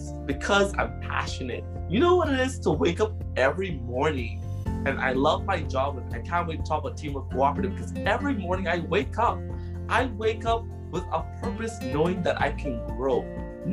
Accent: Bahamas; also born or lived in Prince Edward Island, Canada; now in Halifax, Canada; that type of island home that I grew up in the Bahamas

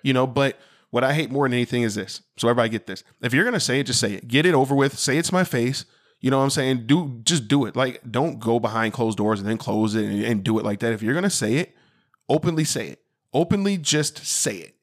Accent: Sycamore, Illinois, United States; growing up in Sycamore, Illinois

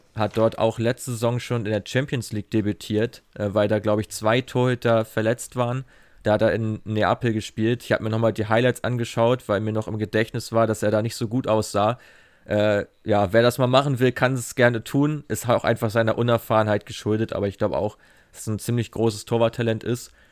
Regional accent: Germany; als Deutscher

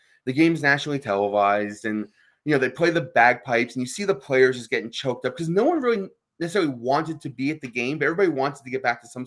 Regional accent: New York, United States; I am from New York, and I grew up in New York

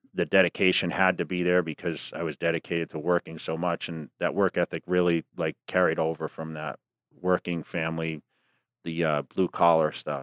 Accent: near Worcester, Massachusetts, United States; I joined the local Gold's Gym, which was Worcester, Massachusetts, right outside my, my hometown

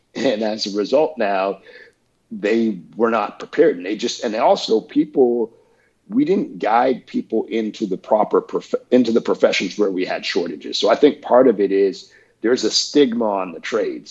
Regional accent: Canada; moved away as an adult; also born or lived in Peterborough, Ontario / Toronto; now in Atlanta, United States; I am Canadian, I have dual citizenship

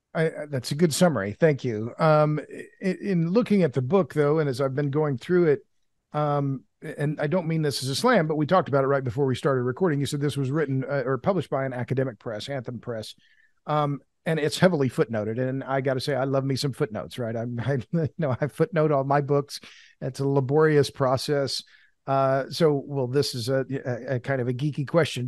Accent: Oklahoma, United States; now in Texas, United States; I've lived in Texas. I'm from Oklahoma.

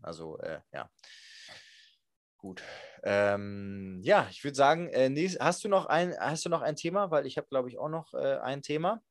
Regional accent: Germany; ich bin aus Deutschland

